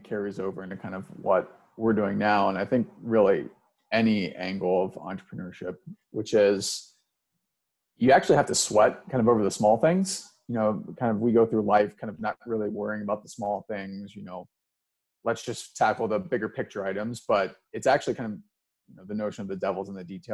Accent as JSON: {"language": "English", "town": "Cincinnati", "region": "Ohio", "country": "United States", "tie": "born or raised there", "also_born_or_lived": "New York", "moved": "as an adult", "said": "I'm originally from Cincinnati, Ohio. So the kind of southwest corner of Cincinnati"}